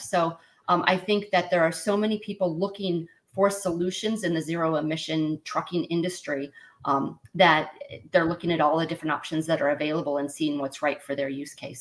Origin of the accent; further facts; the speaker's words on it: Los Angeles, California, United States; moved away; also born or lived in Midwest; I grew up in San Pedro um, by the port of Los Angeles and Long Beach